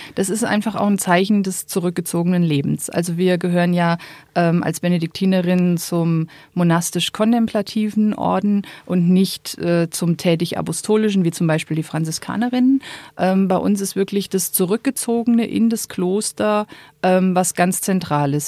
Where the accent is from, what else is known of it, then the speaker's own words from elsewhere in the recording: Rhön, area around Fulda, Hesse, Germany; moved away as an adult; also born or lived in Rome; now in Kellenried, Germany; ich stamme ursprünglich aus der Rhön, ähm, aus der Gegend um Fulda